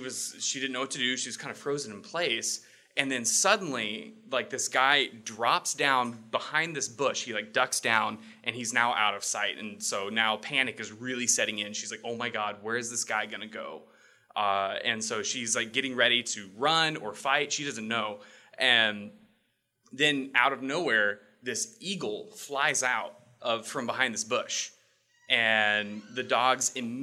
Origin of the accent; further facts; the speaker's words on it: Texas, United States; moved away as an adult; now in Sitka, United States; I'm originally from Texas